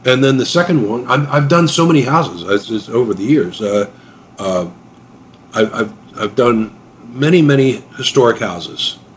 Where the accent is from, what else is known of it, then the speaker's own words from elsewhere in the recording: Pennsylvania, United States; And I grew up in Chester County, which is uh, you know in the midst of the 18th century, basically.